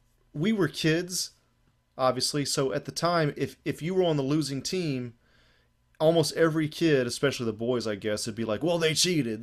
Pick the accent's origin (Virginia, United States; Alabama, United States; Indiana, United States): Alabama, United States; Eclectic; moved away; also born or lived in Japan; I'm from Eclectic, Alabama originally